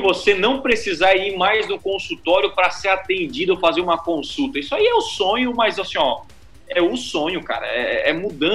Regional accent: Criciúma, Santa Catarina, Brazil; eu sou de Criciúma.

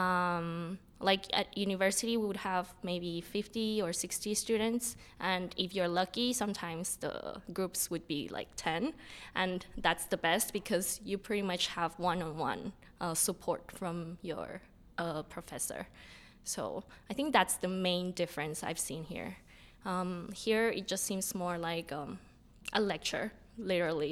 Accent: Mexico; first language Spanish; English is a second language; now in Toronto, Canada; I'm actually from Mexico

